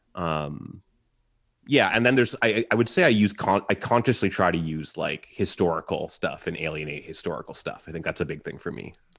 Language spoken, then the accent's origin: English; Halifax, Nova Scotia, Canada; I grew up in Halifax